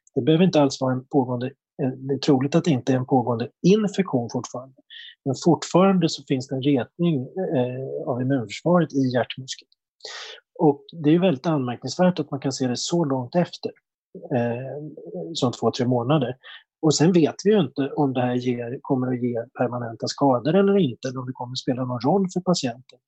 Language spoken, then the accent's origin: Swedish; Uppsala, Uppsala County, Sweden; jag kommer från Uppsala själv